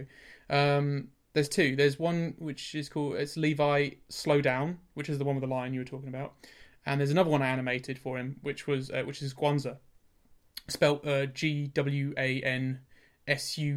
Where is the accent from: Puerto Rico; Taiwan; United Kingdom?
United Kingdom; Norwich, East of England; I'm from Norwich